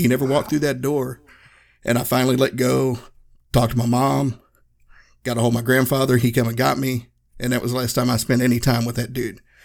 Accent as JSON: {"language": "English", "region": "Northeast Tennessee", "country": "United States", "tie": "born or raised there", "said": "I grew up in Northeast Tennessee, so our rock stars was NASCAR drivers"}